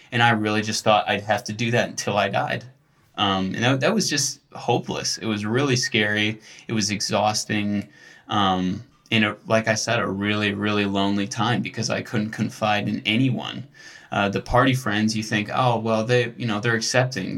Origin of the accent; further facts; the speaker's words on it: near Buffalo, New York, United States; grew up near Buffalo